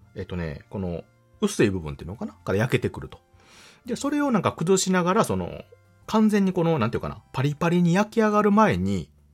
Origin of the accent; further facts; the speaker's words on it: Kansai, Japan; 私関西の人間ですので